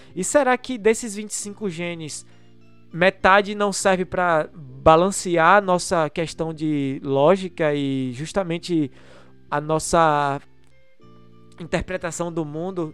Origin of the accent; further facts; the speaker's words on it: Brazil; sou brasileiro